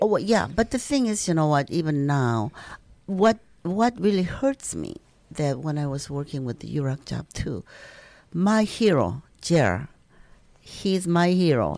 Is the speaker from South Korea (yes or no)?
yes; South Korea; now in Minnesota, United States; I'm s, from South Korea